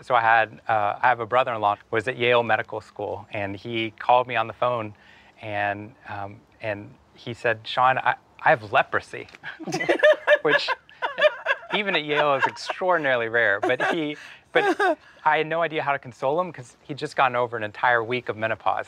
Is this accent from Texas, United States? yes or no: yes; Waco, Texas, United States; moved away as an adult; Waco, Texas. I grew up for 18 years in Waco